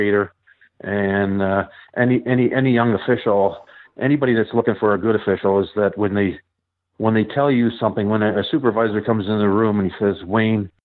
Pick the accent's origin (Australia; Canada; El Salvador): Canada; Ottawa, Ontario; I was born and raised in Ottawa